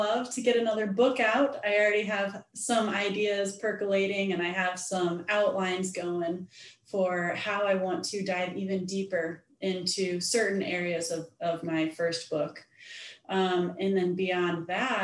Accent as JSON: {"language": "English", "region": "Missouri", "country": "United States", "tie": "born or raised there", "also_born_or_lived": "Colorado", "moved": "as an adult", "lives_now": "Nashville, United States", "said": "I'm born and raised in Missouri. And so I'm a Midwestern girl"}